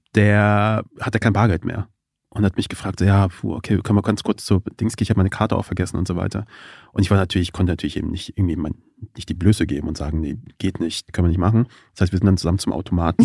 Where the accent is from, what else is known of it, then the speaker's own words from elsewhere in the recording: Kassel, Hesse, Germany; Ich bin ja in Kassel aufgewachsen